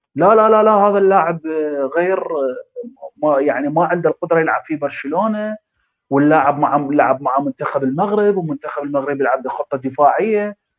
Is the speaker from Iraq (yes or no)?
yes; Iraq